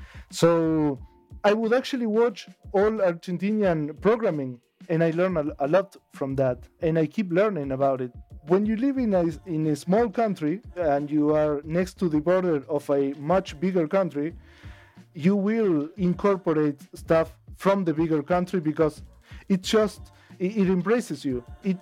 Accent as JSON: {"language": "English", "town": "Colonia del Sacramento", "region": "Colonia", "country": "Uruguay", "tie": "born or raised there", "said": "I am born and raised in Uruguay, in Colonia del Sacramento, which is the capital of Colonia, and Colonia would be the state. So I'm from Colonia del Sacramento, Colonia, Uruguay."}